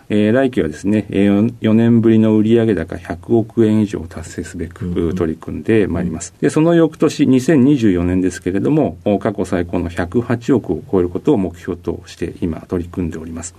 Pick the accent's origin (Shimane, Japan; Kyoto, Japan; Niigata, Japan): Niigata, Japan; Nagaoka; 出身は新 潟県の長岡市にあります